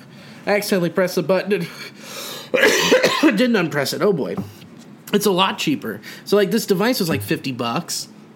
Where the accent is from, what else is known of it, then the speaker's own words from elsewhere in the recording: Cincinnati, Ohio, United States; accent: Cincinnati; My Cincinnati accent.